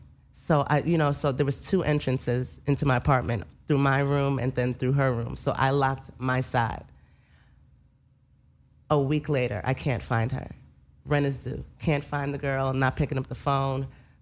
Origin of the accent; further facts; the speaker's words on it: New Orleans, Louisiana, United States; I'm from New Orleans.